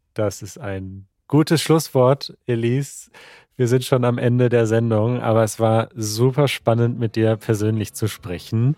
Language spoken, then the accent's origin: German; Germany; als Deutscher